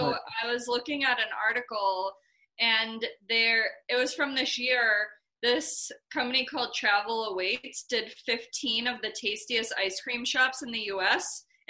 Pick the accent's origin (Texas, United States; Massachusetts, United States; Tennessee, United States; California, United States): Massachusetts, United States; near Sharon; Crescent Ridge and Sharon, like close to where I grew up